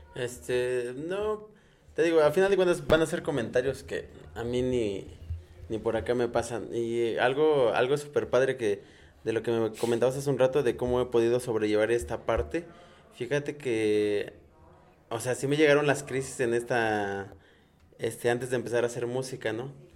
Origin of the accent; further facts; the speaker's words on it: San Francisco Tlaltenco / San Francisco, Tlaxcala, Mexico; yo soy de San Francisco de Tlanocan